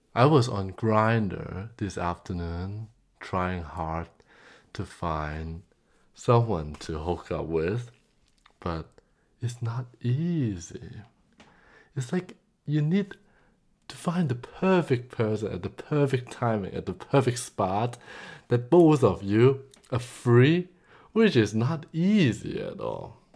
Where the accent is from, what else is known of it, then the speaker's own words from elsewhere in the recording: Hong Kong; moved away; I came from Hong Kong originally.